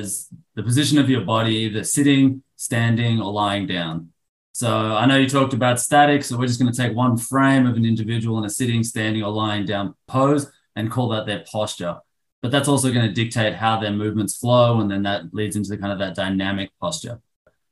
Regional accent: Sydney, New South Wales, Australia; moved away as an adult; also born or lived in Arlington, Texas; now in United States; I'm originally from Sydney, Australia. I came over here to America.

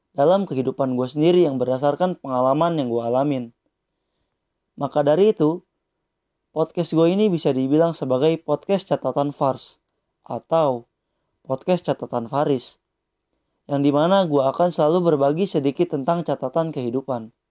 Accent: Bandung, West Java, Indonesia; Gue lahir di Bandung pada tanggal 31 Januari 2001 Rumah gua pun di kota Bandung.

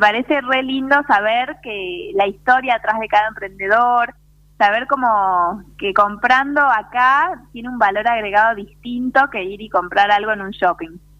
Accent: Salta, Argentina; also born or lived in Buenos Aires; soy de Salta, viví ah. unos años en Buenos Aires porque estudié allá, pero soy una enamorada de mi provincia, me volví porque me encanta la vida en Salta

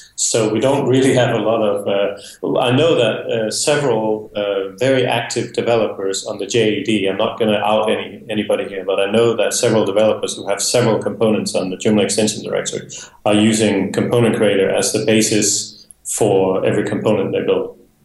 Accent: Denmark; moved away as an adult; now in Spain; I am originally from Denmark, uh, but I have uh, been living in Spain for the past 10 years

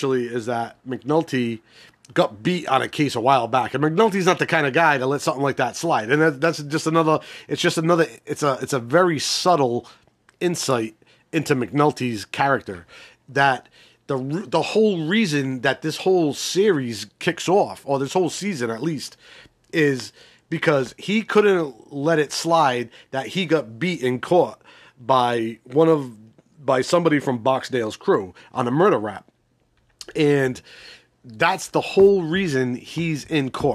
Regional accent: Northeast, United States; I'm not from Baltimore. I'm from the Northeast.

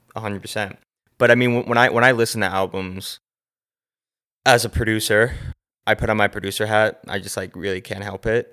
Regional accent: Short Hills, New Jersey, United States; I am from New Jersey. Grew up in Short Hills, New Jersey.

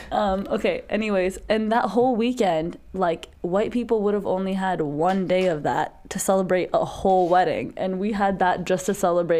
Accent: United States; we are grown up in American culture, but we have so like strong roots of Desi culture

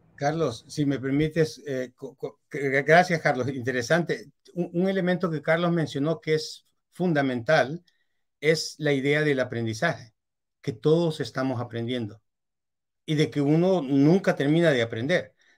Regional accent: El Salvador; moved away as an adult; also born or lived in Europe; Yo soy salvadoreño

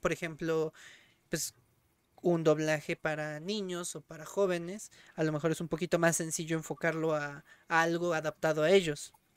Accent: Mexico; en México, por muy groseros que puedan llegar a ser, acá no somos tan asquerosos

